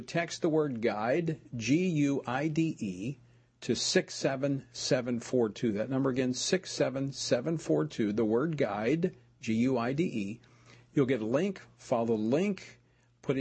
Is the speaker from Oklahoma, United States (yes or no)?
yes; Oklahoma, United States; now in Louisiana, United States; when I was in high school growing up in Oklahoma, I worked in the oil field during the summers.